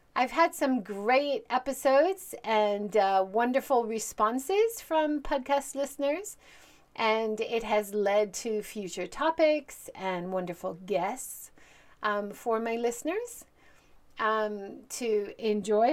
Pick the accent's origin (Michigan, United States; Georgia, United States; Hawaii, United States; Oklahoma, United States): Hawaii, United States; moved away as an adult; also born or lived in Hiroshima, Japan; now in Japan; I'm originally from Hawaii. I grew up there, but I've lived and worked in Japan for over twenty-seven years